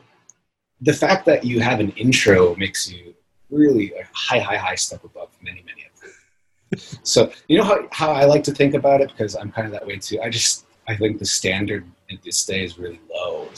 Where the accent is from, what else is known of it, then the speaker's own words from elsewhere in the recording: New York, United States; moved away as an adult; also born or lived in Japan; now in Portland, United States; I'm from New York. That's where my family is